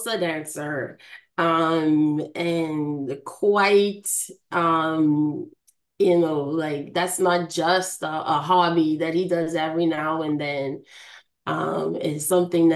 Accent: Bahamas; moved away; I am from the Bahamas. My hometown is very important to me.

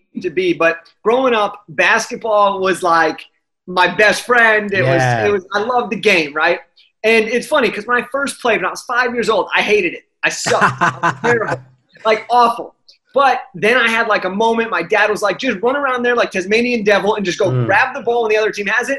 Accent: Los Angeles, California, United States; I'm from Los Angeles

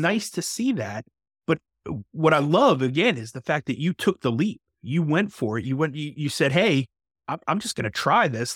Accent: New York, United States; moved away as an adult; also born or lived in North Carolina; I'm from New York

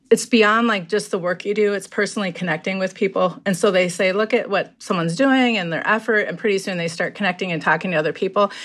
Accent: Minneapolis, Minnesota, United States; also born or lived in Lower Sioux; I grew up in Minneapolis

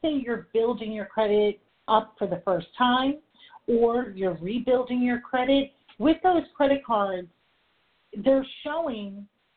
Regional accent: New York, United States; I am a New Yorker, I talk fast

